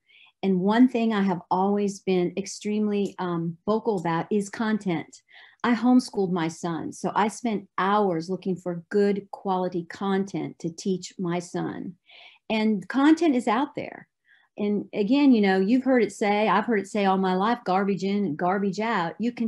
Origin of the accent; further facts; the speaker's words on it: Ohio, United States; moved away as an adult; also born or lived in Dallas-Fort Worth, Texas; now in Tennessee, United States; I was raised in Ohio. I went to Dallas-Fort Worth